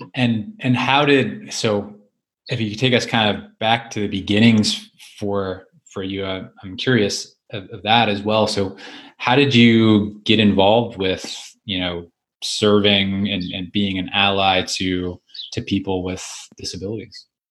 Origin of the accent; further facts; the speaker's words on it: Canada; being a Canadian